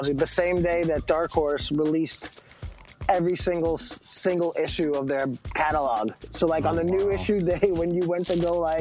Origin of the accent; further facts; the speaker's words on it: United States; I'm not ashamed to be American